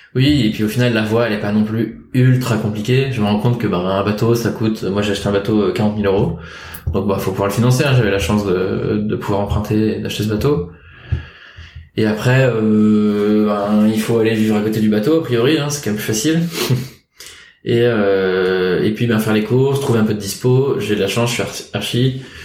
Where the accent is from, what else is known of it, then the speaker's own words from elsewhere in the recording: Rennes, Brittany, France; moved away as an adult; also born or lived in Paris; j'ai grandi à Rennes, en Bretagne.